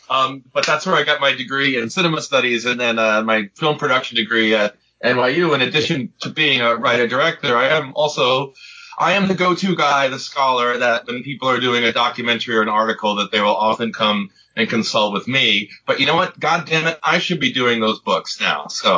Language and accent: English; Martha's Vineyard, Massachusetts, United States; growing up in New England, because they shot all of Jaws in Martha's Vineyard where I grew up